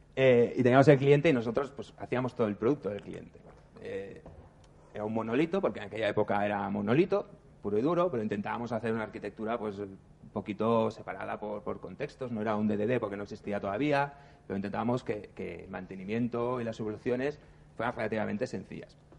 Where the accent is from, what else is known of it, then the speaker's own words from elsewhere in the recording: Barcelona, Catalonia, Spain; Somos de Barcelona.